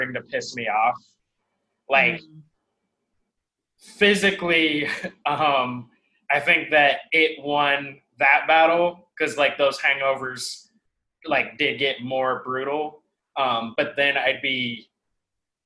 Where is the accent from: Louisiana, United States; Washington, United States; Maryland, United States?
Washington, United States; Seattle; now in New York, United States; I'm from Seattle originally